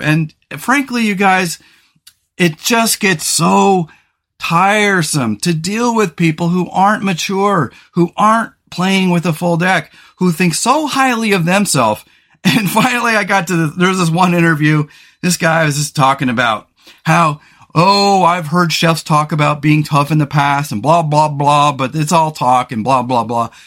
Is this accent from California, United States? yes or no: yes; California, United States; also born or lived in Pasadena; now in Pacific Northwest, United States; I grew up in California.